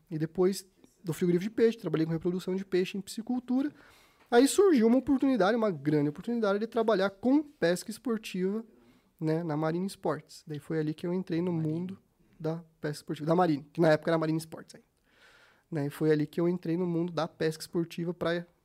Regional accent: Curitiba, Paraná, Brazil; Nasci aqui em Curitiba, para quem não sabe, nasci aqui em Curitiba, então assim, meus pais me levavam pescar pequenininho, no Capivari, no, no, no Vossoroca

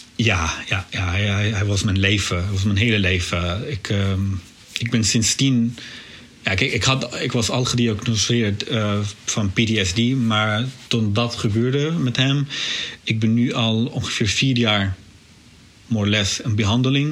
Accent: Syria; Dutch is a second language; moved away as an adult; also born or lived in Beirut, Lebanon; now in Netherlands; ik ben geboren, aangedogen in Syrië

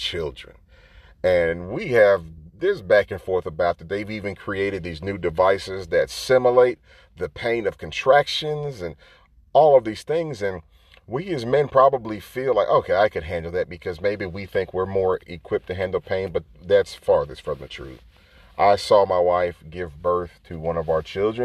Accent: the South, United States; I'm from the South

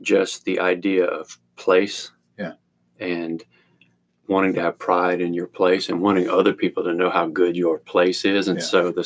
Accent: Arkansas, United States; I grew up in Arkansas

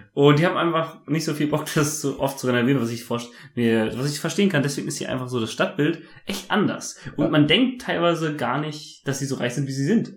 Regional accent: Germany; moved away as an adult; now in Taipei, Taiwan; weil ich ja Deutscher bin

